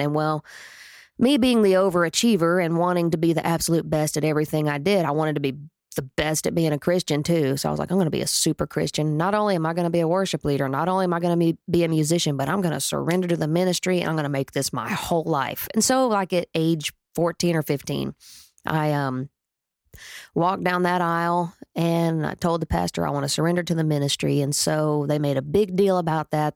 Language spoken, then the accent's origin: English; Atoka, Oklahoma, United States; I was born in Atoka, Oklahoma